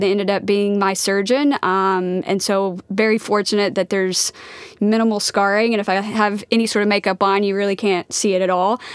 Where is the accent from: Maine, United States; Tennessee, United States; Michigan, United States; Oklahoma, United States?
Oklahoma, United States; Wapanucka; moved away; Wapanuck, Oklahoma